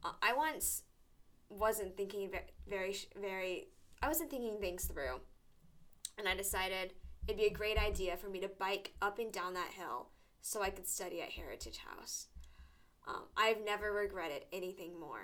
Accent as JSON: {"language": "English", "region": "Georgia", "country": "United States", "moved": "as an adult", "lives_now": "Tuscaloosa, United States", "said": "I'm from Georgia"}